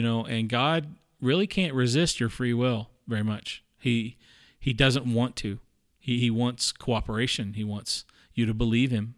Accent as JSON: {"language": "English", "region": "the South", "country": "United States", "tie": "born or raised there", "said": "I grew up in the South too"}